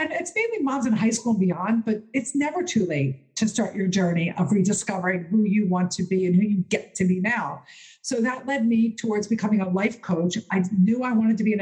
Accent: Philadelphia, Pennsylvania, United States; my hometown, Philadelphia

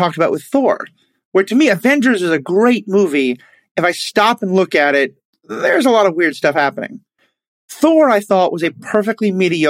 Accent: New York City, New York, United States; as a New Yorker

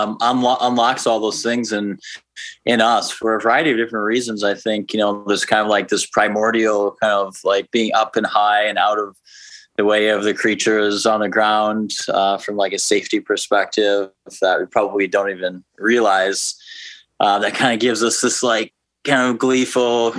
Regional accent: outside of Milwaukee, Wisconsin, United States; moved away as an adult; also born or lived in Minneapolis, Minnesota; now in Oakland, United States; I grew up in Wisconsin, outside of Milwaukee, Wisconsin.

